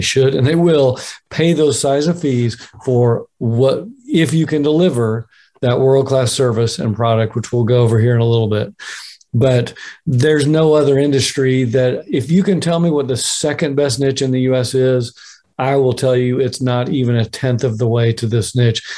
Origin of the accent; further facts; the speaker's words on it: Oklahoma, United States; my home state of Oklahoma